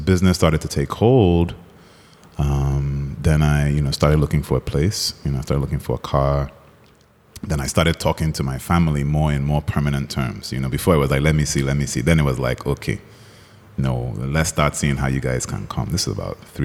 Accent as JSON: {"language": "English", "country": "Nigeria", "also_born_or_lived": "United States", "moved": "as an adult", "said": "we're both Nigerian"}